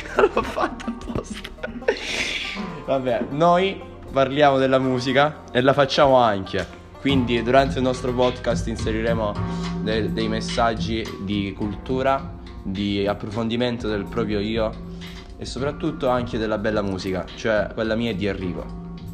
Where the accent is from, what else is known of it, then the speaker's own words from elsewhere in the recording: Nardò, Apulia, Italy; neretini, veniamo da Nardone nel Salento.